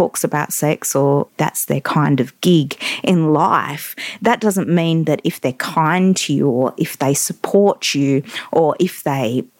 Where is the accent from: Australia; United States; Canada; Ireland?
Australia; Perth, Western Australia; moved away; back in my hometown of Perth